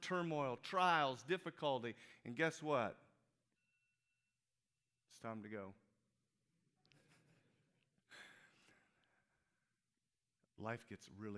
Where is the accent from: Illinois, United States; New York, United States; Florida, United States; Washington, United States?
Illinois, United States; Peoria; moved away as an adult; Now, Peoria is my hometown. I grew up in Peoria